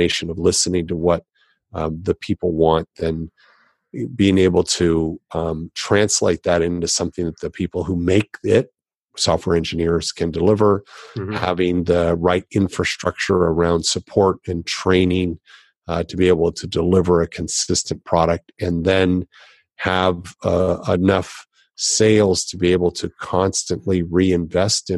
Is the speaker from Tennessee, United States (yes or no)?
no; Los Angeles, California, United States; I grew up in Los Angeles